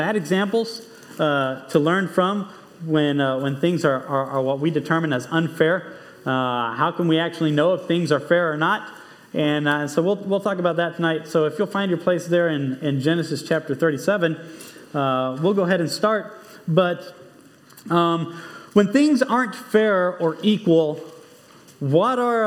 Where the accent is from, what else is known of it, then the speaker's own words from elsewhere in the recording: Monterrey, Nuevo León, Mexico; moved away; I grew up in Mexico.